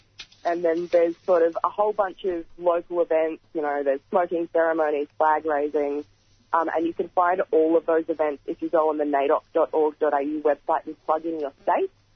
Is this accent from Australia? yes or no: yes; Blue Mountains, New South Wales, Australia; I'm from the Blue Mountains end